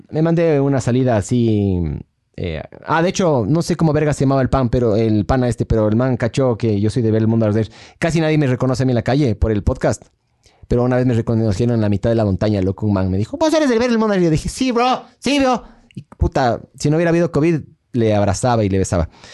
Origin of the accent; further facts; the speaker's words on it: Ecuador; Somos ecuatorianos